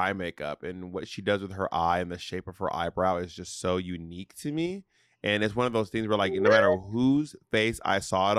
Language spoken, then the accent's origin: English; New York City, New York, United States; Peppermint was one of my like drag icons growing, like when I was growing up in the New York City nightlife scene.